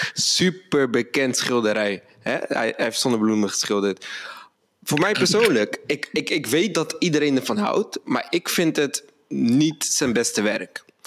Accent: Rotterdam, South Holland, Netherlands; moved away as an adult; now in Amsterdam, Netherlands; We komen allebei uit Rotterdam. Ik woon nu in Amsterdam

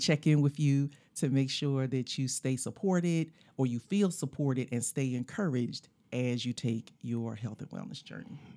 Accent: Philadelphia, Pennsylvania, United States; when we were growing up in Philly

